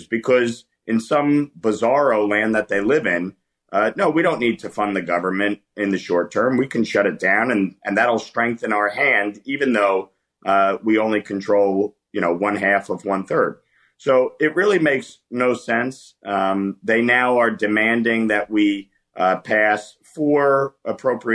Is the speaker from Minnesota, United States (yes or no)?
no; New York, United States; born and raised in New York. I live just outside New York City.